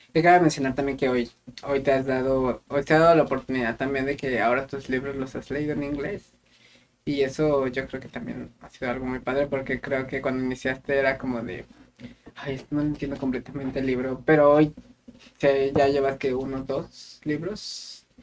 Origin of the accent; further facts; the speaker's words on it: Querétaro, Mexico; moved away; yo soy de la ciudad de Querétaro